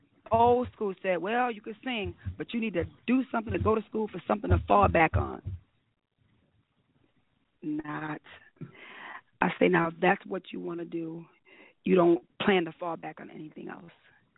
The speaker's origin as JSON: {"language": "English", "town": "Rochester", "region": "New York", "country": "United States", "tie": "born or raised there", "said": "And I have to give a shout out to my hometown, Rochester, New York"}